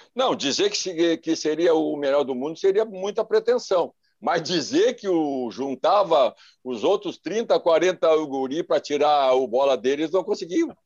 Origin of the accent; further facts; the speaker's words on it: Charqueadas, Rio Grande do Sul, Brazil; also born or lived in Viamão / Porto Alegre; Eu sou natural de Charqueadas